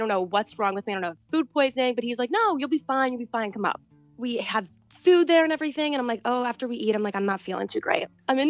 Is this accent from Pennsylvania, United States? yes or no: yes; Pittsburgh, Pennsylvania, United States; I'm from Pittsburgh, Pennsylvania.